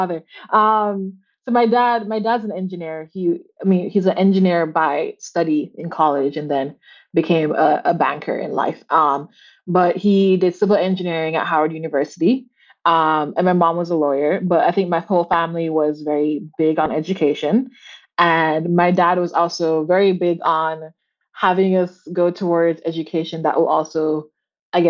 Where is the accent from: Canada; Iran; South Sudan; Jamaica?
Jamaica; Kingston; moved away as an adult; now in Boston, United States; I'm from Jamaica because I am. Born and raised in Kingston, Jamaica.